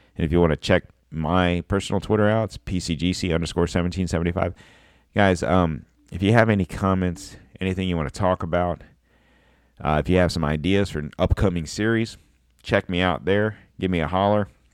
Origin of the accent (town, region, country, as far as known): United States